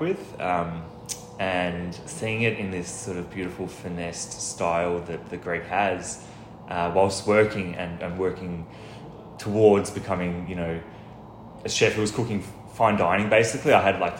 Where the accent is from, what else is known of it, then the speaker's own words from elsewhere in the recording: Melbourne, Victoria, Australia; I was expelled from Elwood, actually, and then I went to this community college for a little while, and then I came back to Elwood to finish my VCE